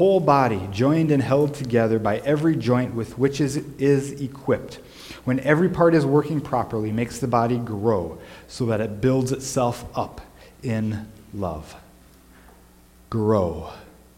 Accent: Minnesota, United States; Growing up in the Midwest

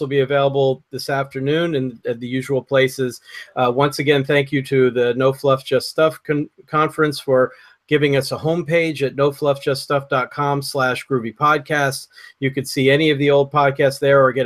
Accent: United States; also born or lived in Marlborough, Connecticut; I'm an American

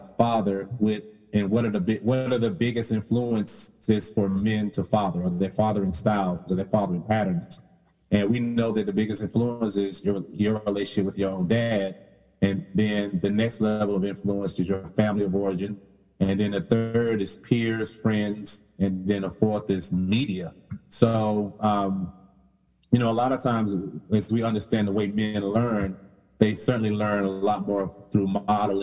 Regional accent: the South, United States; I use the word ain't because I'm from the South.

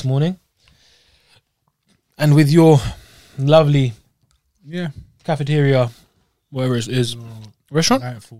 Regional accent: Scotland, United Kingdom; I'm from regionally. I'm from Scotland

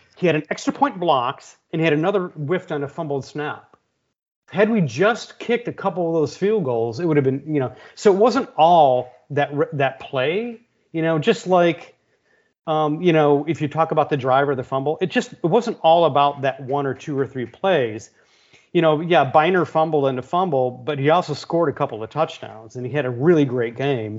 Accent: Brunswick, Ohio, United States; now in Austin, United States; growing up in Brunswick, you know, the Cleveland area.

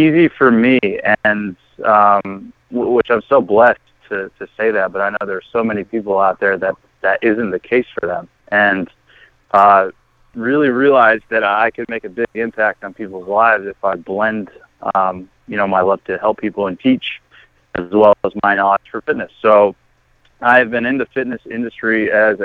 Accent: Garner, North Carolina, United States; moved away as an adult; also born or lived in Raleigh, North Carolina; now in Chicago, United States; I grew up in Raleigh, North Carolina, specifically Garner, small town right outside.

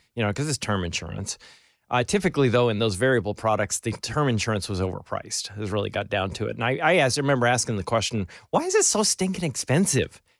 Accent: Albany, New York, United States; moved away; I grew up around Albany

